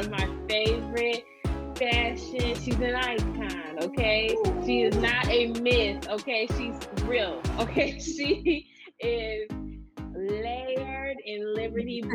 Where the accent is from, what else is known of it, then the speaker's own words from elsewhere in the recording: Saginaw, Michigan, United States; moved away; also born or lived in Detroit, Michigan; I was born and raised in Saginaw, Michigan. Now, I lived in Detroit before I moved from Michigan, but I'm from Saginaw, Michigan.